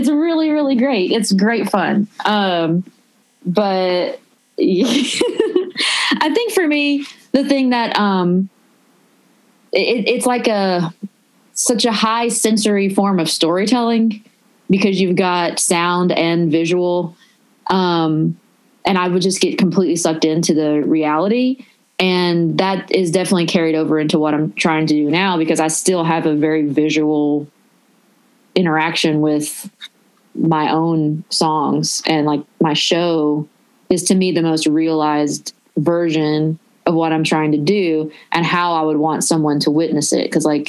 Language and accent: English; the South, United States; It was like such a rarity for a Southern girl to be there. And, I guess because of my accent and stuff, people wanted to talk to me and ask me a bunch of questions.